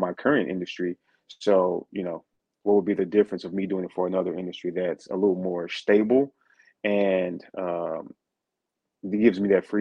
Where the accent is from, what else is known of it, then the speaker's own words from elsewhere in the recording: St. Louis, Missouri, United States; moved away; I'm originally from St. Louis, Missouri. So I'm originally from the States